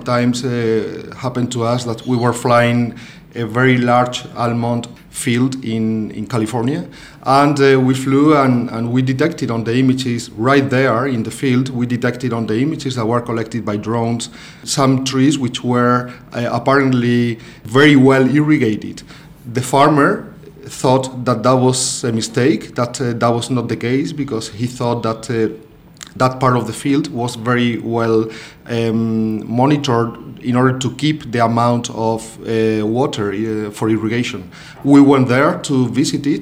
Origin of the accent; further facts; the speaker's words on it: Spain; moved away as an adult; now in Melbourne, Australia; I'm originally from Spain. I arrived here in Australia and started working at the University of Melbourne 1 year ago.